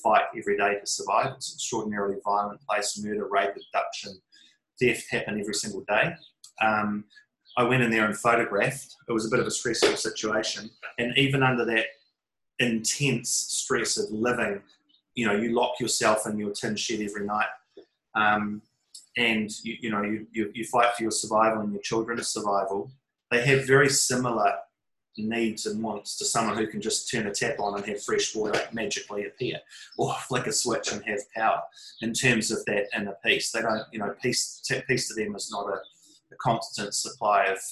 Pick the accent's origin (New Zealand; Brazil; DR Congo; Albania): New Zealand; part of being a Kiwi, part of being a New Zealander